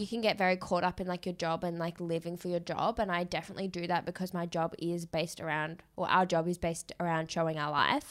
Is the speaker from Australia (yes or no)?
yes; Perth, Western Australia, Australia; moved away; I grew up in Perth